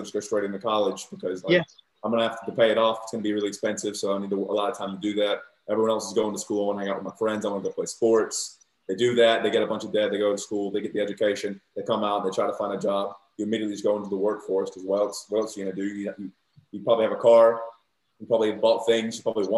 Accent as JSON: {"language": "English", "region": "Southern Virginia", "country": "United States", "moved": "as an adult", "lives_now": "Australia", "said": "I'm from the South Virginia, more conservative and religious"}